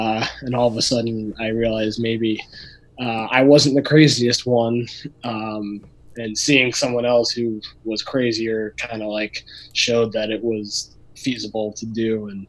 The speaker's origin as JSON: {"language": "English", "town": "Solon", "region": "Ohio", "country": "United States", "tie": "born or raised there", "lives_now": "Columbus, United States", "said": "I grew up in Solon, up in Northeast Ohio"}